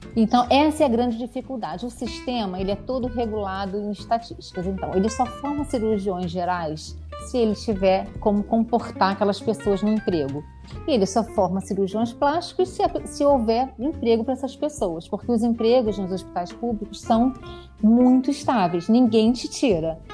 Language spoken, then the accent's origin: Portuguese; Rio de Janeiro, Brazil; moved away as an adult; now in Värnamo, Sweden; eu sou carioca, é, estudei, fiz medicina é, na UERJ